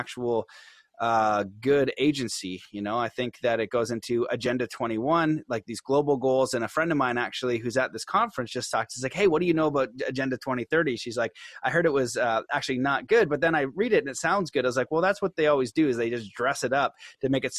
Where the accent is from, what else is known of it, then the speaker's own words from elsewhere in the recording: Canada; I'm Canadian